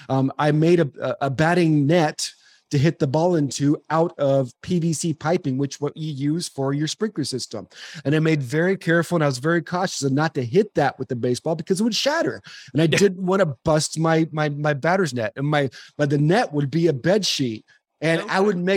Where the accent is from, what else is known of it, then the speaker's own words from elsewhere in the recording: California, United States; Dodger Stadium growing up in Southern California.